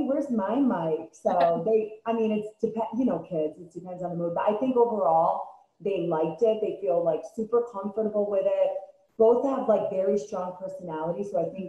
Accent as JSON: {"language": "English", "region": "East Coast", "country": "United States", "tie": "born or raised there", "said": "And then I probably like Jersey, being born and raised on the East Coast."}